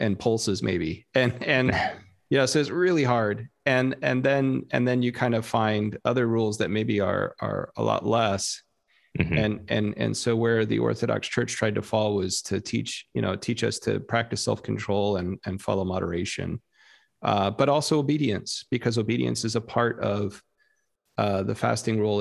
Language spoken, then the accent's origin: English; South Texas, United States; moved away; growing up in Texas